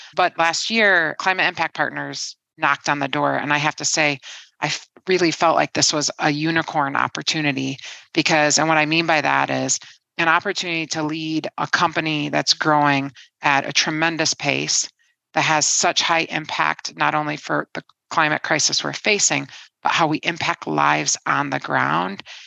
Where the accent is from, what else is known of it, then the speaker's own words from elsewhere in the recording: Detroit, Michigan, United States; moved away as an adult; now in London, United Kingdom; I'm born and raised in Detroit